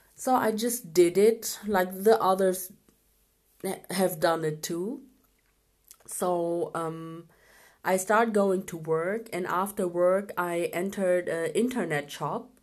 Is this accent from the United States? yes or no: no; Germany; also born or lived in Pakistan; I was born in Pakistan um, in 1985, but after one year, I came with my parents to Germany and I grew up here.